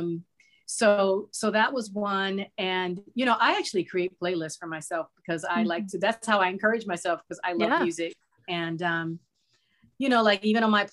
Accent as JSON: {"language": "English", "town": "Los Angeles", "region": "California", "country": "United States", "moved": "yes", "lives_now": "Phoenix, United States", "said": "I'm originally from Los Angeles"}